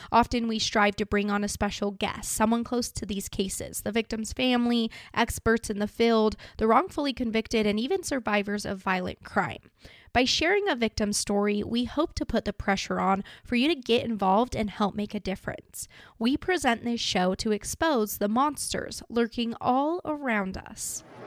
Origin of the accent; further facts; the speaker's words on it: Idaho, United States; I'm from Idaho